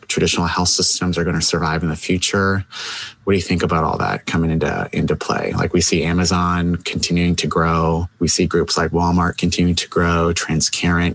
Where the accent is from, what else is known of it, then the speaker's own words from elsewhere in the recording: Canada; I'll disclose I'm a Canadian